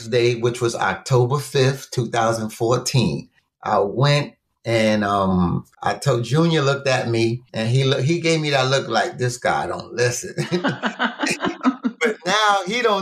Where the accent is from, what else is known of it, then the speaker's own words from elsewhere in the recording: New York City, New York, United States; also born or lived in Honduras; My mother and father are from Honduras. I was born in Brooklyn, but I was raised in Brooklyn in Honduras.